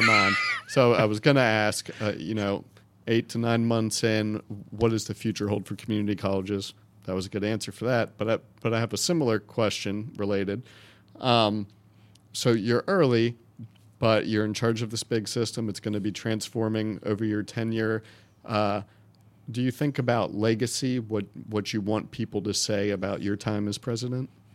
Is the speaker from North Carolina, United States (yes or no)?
yes; Wake County, North Carolina, United States; I grew up in Wake County public schools